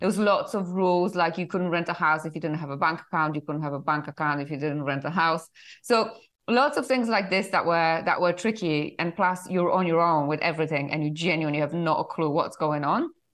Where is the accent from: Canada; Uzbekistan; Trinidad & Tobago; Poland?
Poland; English is a second language; moved away as an adult; also born or lived in United Kingdom; originally I'm from Poland.